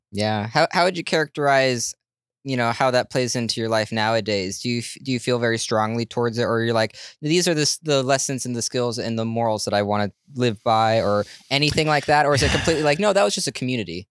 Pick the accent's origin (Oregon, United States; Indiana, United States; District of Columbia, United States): Oregon, United States; Portland; I'm from Portland